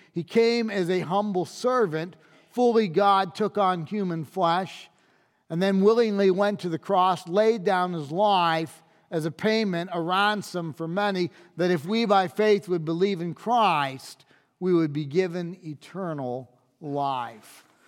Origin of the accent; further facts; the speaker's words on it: United States; as an American.